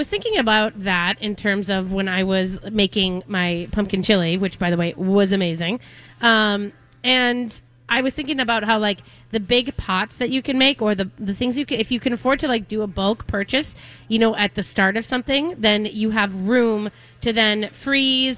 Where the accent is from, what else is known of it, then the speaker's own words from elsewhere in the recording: Minnesota, United States; I'm from Minnesota. I make hot dish